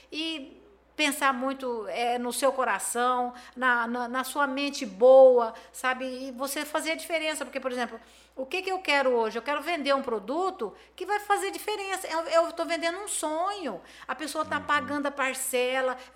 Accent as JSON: {"language": "Portuguese", "town": "Campo Grande", "region": "Mato Grosso do Sul", "country": "Brazil", "said": "eu sou de Campo Grande, aqui em Campo Grande tem, eu tenho aonde consumir uma mercadoria boa."}